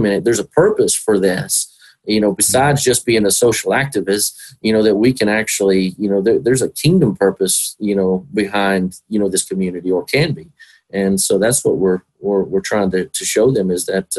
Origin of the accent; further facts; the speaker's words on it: Whitharral, Texas, United States; I grew up with them in Whitharrow